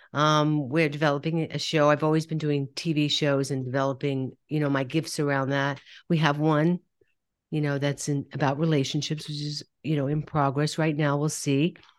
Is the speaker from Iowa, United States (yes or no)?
no; New York, United States; I'm from New York